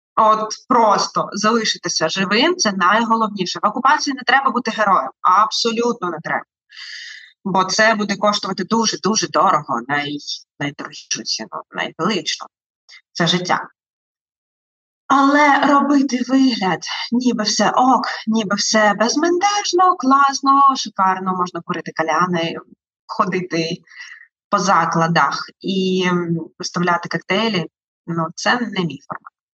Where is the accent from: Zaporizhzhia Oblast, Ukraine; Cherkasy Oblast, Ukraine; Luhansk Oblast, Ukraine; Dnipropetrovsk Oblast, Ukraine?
Zaporizhzhia Oblast, Ukraine; Melitopol; moved away as an adult; now in Kyiv, Ukraine; Мелітополь це моє рідне місто